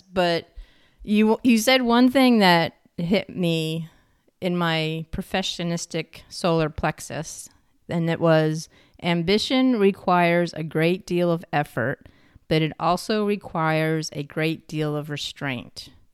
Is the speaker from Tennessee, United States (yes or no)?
no; New York, United States; I'm from New York State